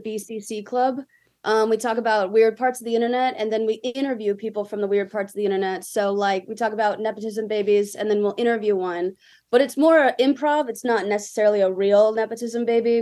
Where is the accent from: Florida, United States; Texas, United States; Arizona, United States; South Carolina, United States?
South Carolina, United States; Greenville; moved away as an adult; also born or lived in Philadelphia, Pennsylvania / Virginia; now in California, United States; I'm from Greenville, South Carolina, which is right next to Clemson